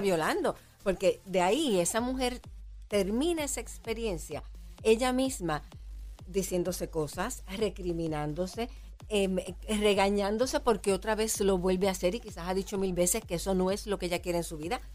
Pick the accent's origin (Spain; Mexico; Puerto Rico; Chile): Puerto Rico; como boricuas si nos provoca placer vivir en nuestra isla